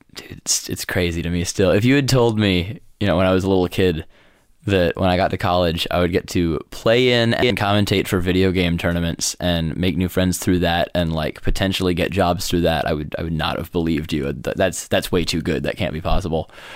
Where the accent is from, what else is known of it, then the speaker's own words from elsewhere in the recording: New York, United States; moved away as an adult; I grew up in New York